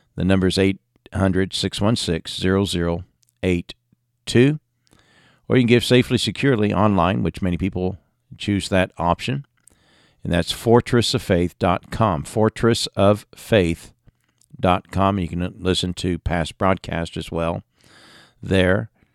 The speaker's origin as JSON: {"language": "English", "region": "England", "country": "United Kingdom", "tie": "born or raised there", "moved": "yes", "said": "growing up in England"}